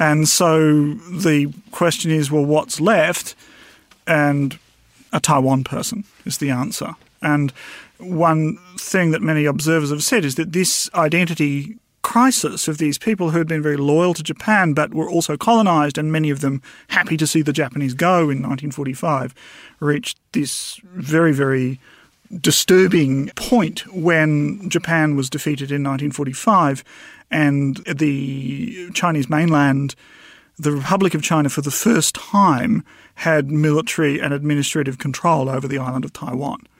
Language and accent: English; New Zealand; as a New Zealander